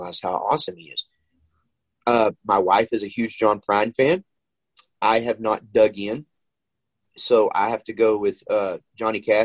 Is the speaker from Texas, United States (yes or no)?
yes; Texas, United States; I grew up in Texas